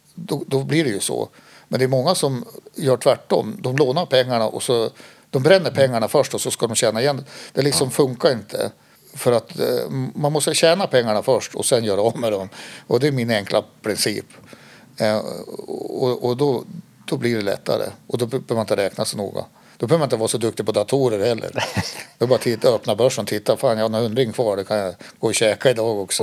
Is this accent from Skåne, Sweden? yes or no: yes; Skåne, Sweden; now in Härnösand, Sweden; Jag är ju född i Skåne och pappa är född i Västerbotten och min mamma kom från Skåne. Eh, men vi bodde i Skåne då och då fick han ju en tjänst här uppe